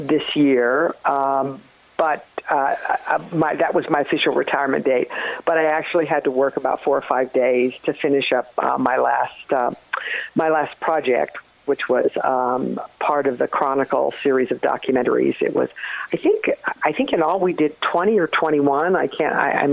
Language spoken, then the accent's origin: English; Birmingham, Alabama, United States; moved away as an adult; also born or lived in Kalamazoo, Michigan; now in Pittsburgh, United States; I was born in Michigan, and all of my family on both sides are from New England, and then my father's family eventually to New York, Manhattan. So we moved to Alabama from Kalamazoo, Michigan, when I was six, and then my father died when I was 14